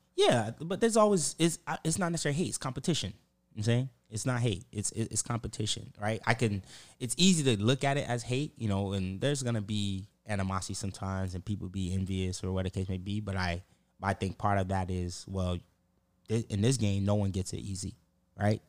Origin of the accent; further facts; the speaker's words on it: Pompano Beach, Florida, United States; I'm from Broward, like Pompano